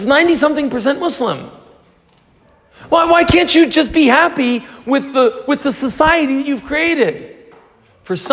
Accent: United States; I'm from the U.S.

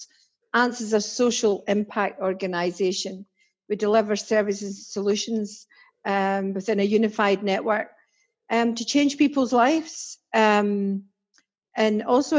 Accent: Dreghorn, Scotland, United Kingdom; accent: Scots; moved away as an adult; also born or lived in Glasgow; now in England; I'm Glaswegian, born in central Glasgow. Was in the overspill, if MD knows that, from Glasgow and Ayrshire. and moved to Ayrshire and ended up in a place called Dreghorn, which is a tiny wee village

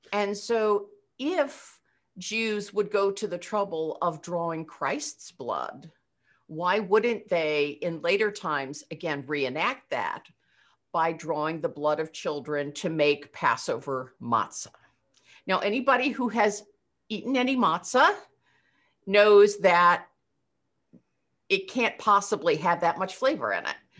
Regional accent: Eastern Pennsylvania, United States; also born or lived in Altoona, Pennsylvania; I'm from Eastern Pennsylvania

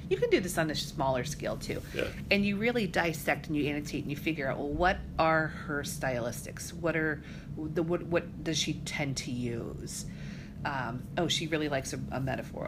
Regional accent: Colorado, United States; moved away as an adult; also born or lived in Fort Dodge, Iowa / Maine; now in Iowa, United States; But we moved when I was just a, a little kid. I was probably nine. We moved out to Colorado, which really is where I kind of see my home is Colorado. I grew up there.

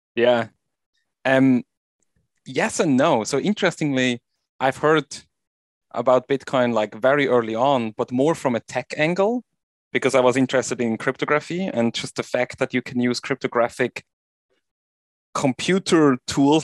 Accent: Switzerland; now in Virginia, United States; I'm originally from Switzerland, and I live in Virginia in the U S now.

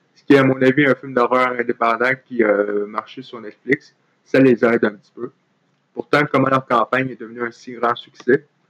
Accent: Trois-Rivières, Quebec, Canada; je suis originaire de Trois-Rivières et j'ai vécu là euh, la majeure partie de ma vie

